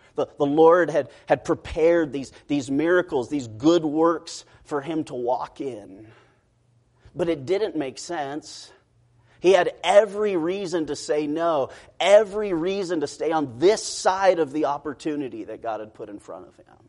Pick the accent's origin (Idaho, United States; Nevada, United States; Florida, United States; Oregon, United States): Idaho, United States; Rocky Mountains of; moved away as an adult; also born or lived in Hungary; now in United Kingdom; I grew up in the Rocky Mountains of Idaho